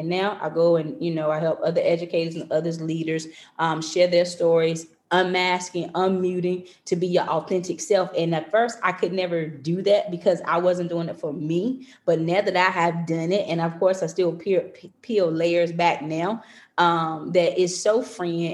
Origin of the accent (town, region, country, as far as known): North Carolina, United States; moved away as an adult; now in Maryland, United States